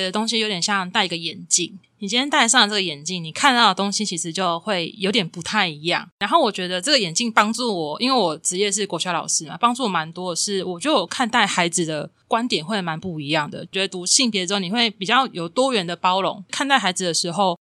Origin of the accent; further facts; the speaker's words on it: Kinmen County, Taiwan; moved away as an adult; 我在金门读到高中，然后大学是在平教大读的